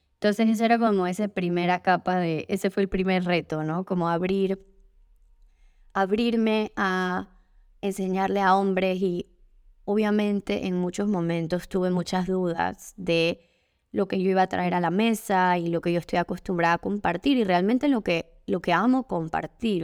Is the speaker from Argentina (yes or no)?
no; Panama; como panameña